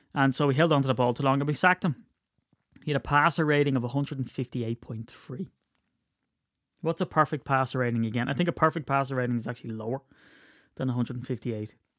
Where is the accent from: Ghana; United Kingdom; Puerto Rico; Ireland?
Ireland; I'm Irish